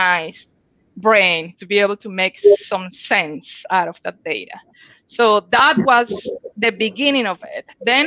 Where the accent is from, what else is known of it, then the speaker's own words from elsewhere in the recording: Colombia; English is a second language; moved away as an adult; English is a huge part of our education growing up in Colombia